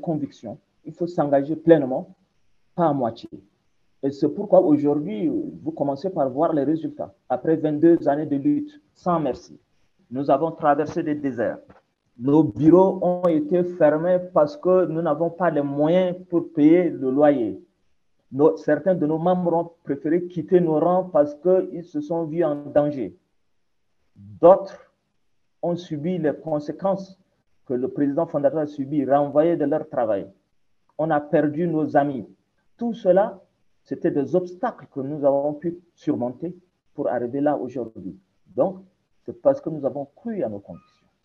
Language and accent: French; Chad; On est des Tchadiens, on est des frères